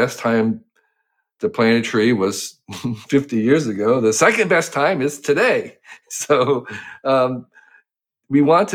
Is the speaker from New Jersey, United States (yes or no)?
yes; Western New Jersey, United States; I grew up in New Jersey